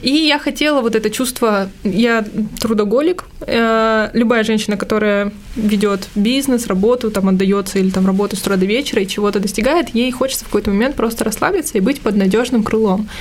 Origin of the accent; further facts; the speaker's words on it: Armenia; я же армянка